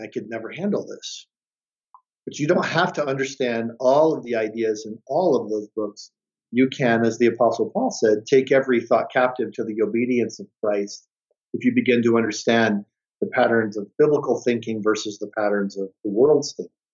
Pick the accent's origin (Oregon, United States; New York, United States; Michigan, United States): Michigan, United States; Detroit; I grew up in Detroit, Michigan